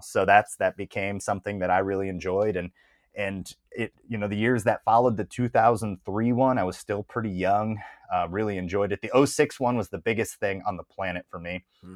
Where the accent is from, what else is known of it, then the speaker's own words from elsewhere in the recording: Toledo, Ohio, United States; moved away; I moved away from Toledo, Ohio, where I grew up